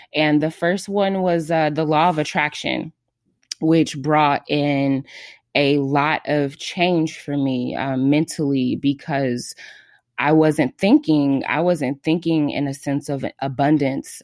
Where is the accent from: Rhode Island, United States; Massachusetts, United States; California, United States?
California, United States; Los Angeles; I am from Los Angeles, California.